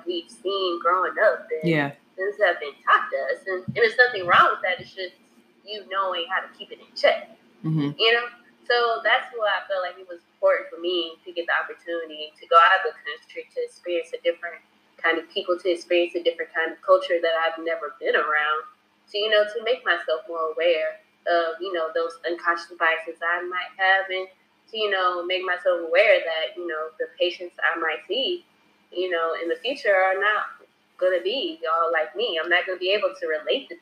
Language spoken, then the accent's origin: English; Savannah, Georgia, United States; moved away as an adult; growing up in Savannah